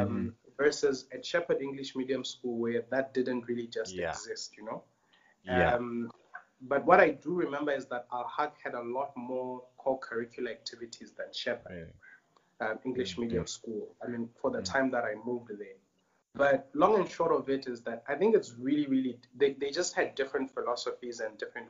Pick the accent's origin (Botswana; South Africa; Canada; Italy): Botswana; moved away as an adult; now in Tanzania; So I'm pretty much like a bred in Botswana boy